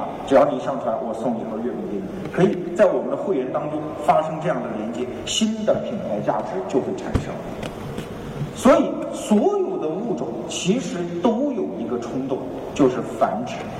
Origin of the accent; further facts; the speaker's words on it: China; 我们中国人经常受一个骗啊